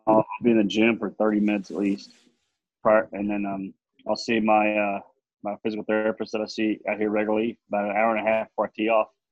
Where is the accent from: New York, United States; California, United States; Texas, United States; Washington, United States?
Texas, United States; Amarillo; I was from Amarillo